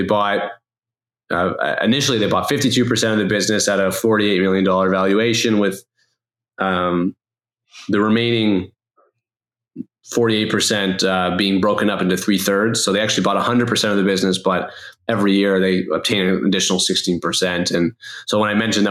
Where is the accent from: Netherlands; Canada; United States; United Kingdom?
Canada; Toronto, Ontario; I'm born and raised in Toronto.